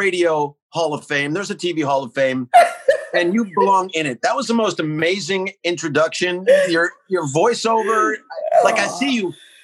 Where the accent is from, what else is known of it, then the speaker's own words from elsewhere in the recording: West Orange, New Jersey, United States; I grew up in West Orange, New Jersey, about 10 miles out of New York City